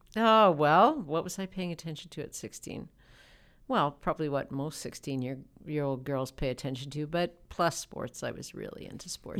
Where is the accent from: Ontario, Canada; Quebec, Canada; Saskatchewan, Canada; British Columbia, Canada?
Saskatchewan, Canada; Lloydminster; I was from Lloydminster